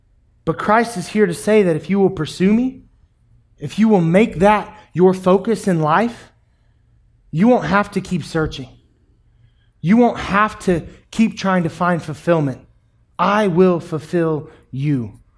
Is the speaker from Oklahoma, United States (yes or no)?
no; New York City, New York, United States; It's my water. I'm from New York City. Never mind.